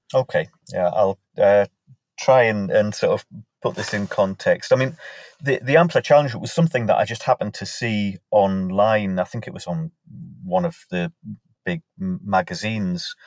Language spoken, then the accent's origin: English; Morpeth, North East England, United Kingdom; my hometown of Morpeth in Northumberland